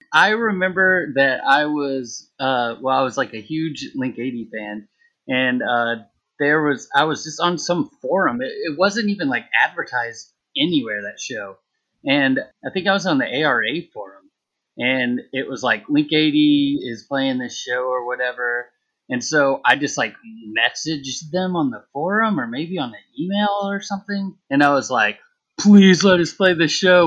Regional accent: Texas, United States; now in New Orleans, United States; I'm from Texas

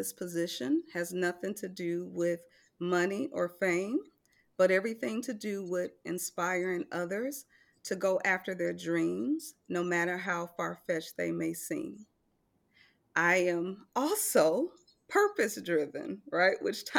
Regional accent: Milwaukee, Wisconsin, United States; So I am originally from Milwaukee, Wisconsin. I grew up in a poverty-stricken neighborhood where my mom was a single mother of four children.

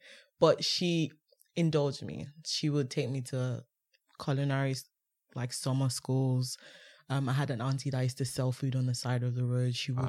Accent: Nigeria; Watching Food Network in Nigeria.

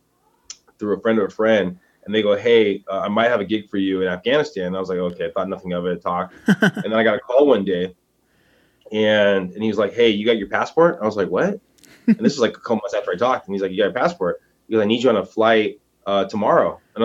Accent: San Diego, California, United States; born there; So I was born in San Diego, moved around a lot, actually went to military school

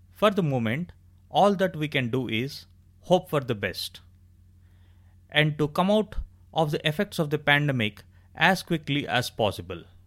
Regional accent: India; I am extremely proud to have been born and brought up in India

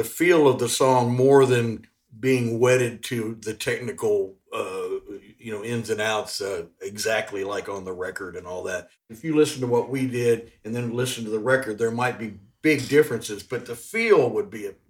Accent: Memphis, Tennessee, United States; moved away; well, I'm from Memphis

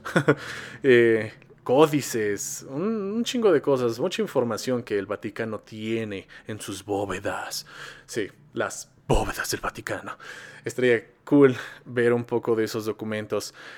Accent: Mexico; nosotros como mexicanos

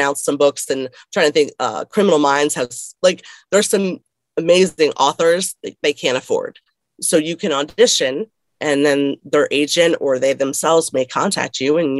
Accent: Connecticut, United States; Growing up, I grew up in Connecticut for a little bit.

